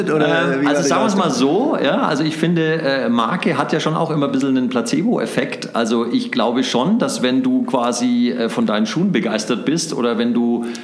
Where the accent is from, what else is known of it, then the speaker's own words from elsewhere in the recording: Nuremberg, Bavaria, Germany; weil als Nürnberger äh, lebst du ja vor den Toren von Herzogenaurach, da kriegt mhm. man das natürlich mit.